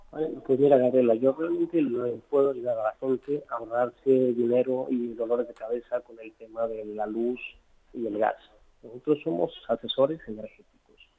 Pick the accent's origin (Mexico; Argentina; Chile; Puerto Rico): Mexico; moved away as an adult; now in Spain; soy mexicano, soy de abuelos emigrantes, este, que emigraron a México, y luego yo decidí hacer la vuelta al revés. Hace veintitrés años me vine a vivir a España